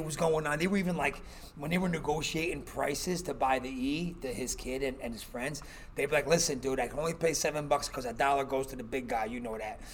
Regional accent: Newark, New Jersey, United States; moved away; we're from the East Coast. We grew up around this kind of stuff and street guys in Newark

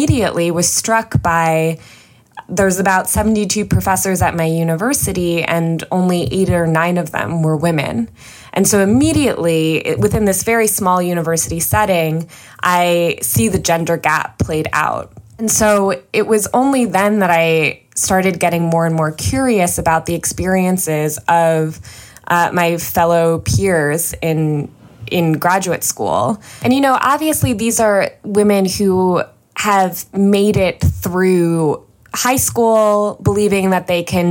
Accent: suburbs of New York, United States; I was just in 8th grade and I grew up in the suburbs of New York

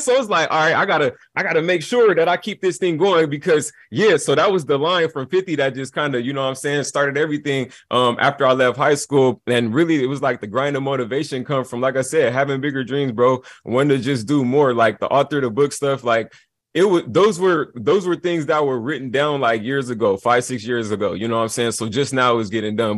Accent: Long Beach, California, United States; moved away; also born or lived in Atlanta, Georgia; So I grew up in Long Beach

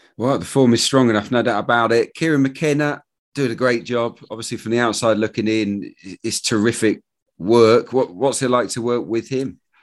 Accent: Suffolk, East of England, United Kingdom; one of my heroes growing up in Suffolk

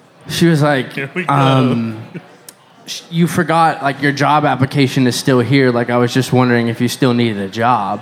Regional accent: Maryland, United States; moved away as an adult; now in Texas, United States; I grew up in Maryland

